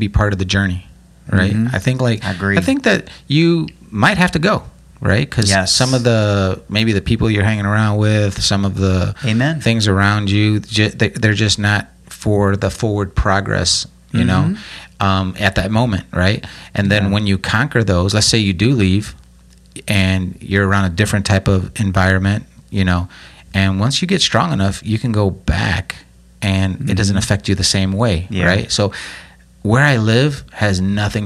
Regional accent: Lake Station, Indiana, United States; I was from Lake Station

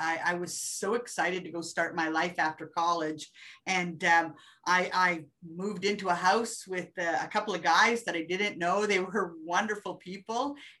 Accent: New Brunswick, Canada; also born or lived in Germany / Petawawa / Sudbury; I'm born in New Brunswick, so I am from the East Coast, then to Germany, then to Petawawa.

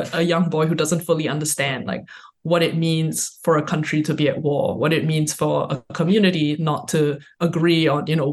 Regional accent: Singapore; now in United States; I'm from Singapore. I grew up in Singapore

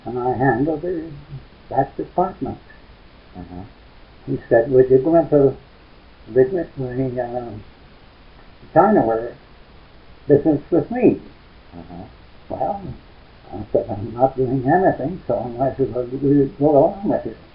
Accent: Ontario, Canada; now in Edmonton, Canada; I was born in Ontario.

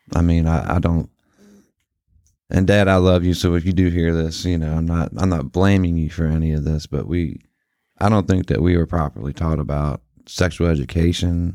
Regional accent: Martinsburg, West Virginia, United States; we made friends with the kids around the neighborhood once we did finally settle down in Martinsburg

